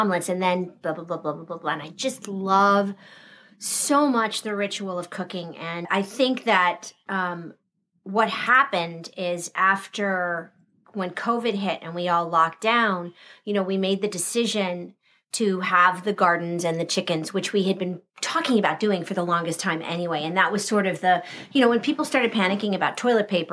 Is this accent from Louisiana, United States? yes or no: no; Southern California, United States; moved away as an adult; I grew up in Southern California. There's no water.